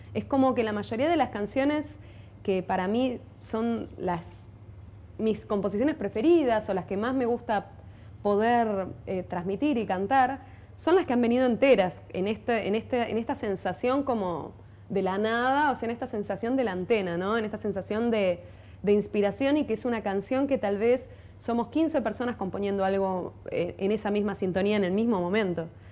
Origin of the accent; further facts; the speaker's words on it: Buenos Aires, Argentina; yo soy de Buenos Aires, soy porteña